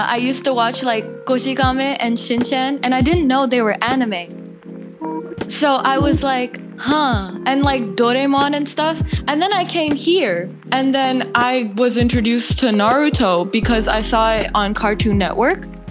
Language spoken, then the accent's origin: English; India; moved away; I was born in India